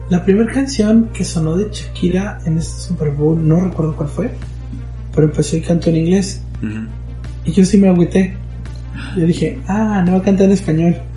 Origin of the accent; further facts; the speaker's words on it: Mexico; a nosotros como mexicanos